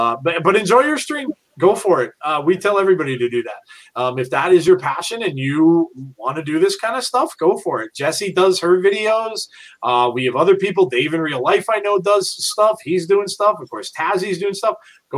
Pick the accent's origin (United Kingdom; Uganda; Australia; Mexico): United Kingdom; England; It might be because I'm English, but I really don't get the fascination in NASCAR.